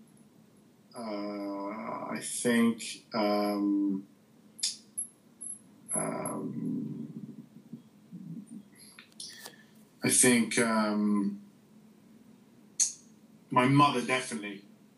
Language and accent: English; Beirut, Beirut Governorate, Lebanon; moved away; I grew up in Beirut